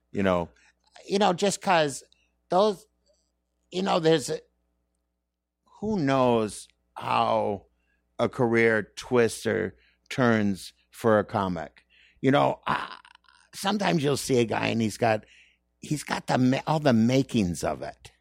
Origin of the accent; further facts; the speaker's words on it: Saint Paul, Minnesota, United States; moved away; I'm from Minnesota